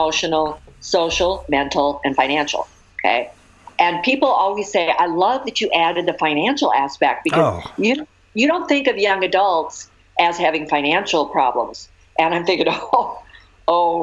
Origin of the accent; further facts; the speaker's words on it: Minnesota, United States; now in California, United States; I grew up in Minnesota where the weather's terrible.